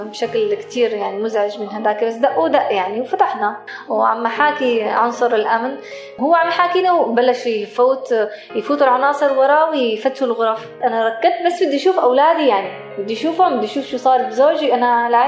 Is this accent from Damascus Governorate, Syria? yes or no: no; Moadamiyat al-Sham, Rif Dimashq, Syria; أنا من مواليد آه، 83 من منطقة آه، معظمية الشام